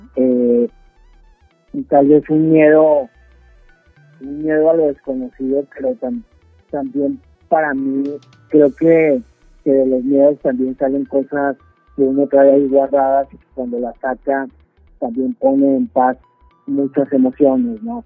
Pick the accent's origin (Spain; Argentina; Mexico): Mexico; Torreón, Coahuila; moved away as an adult; also born or lived in Ciudad Juárez, Mexico; now in New York, United States; Hace 30 años que salí de Torreón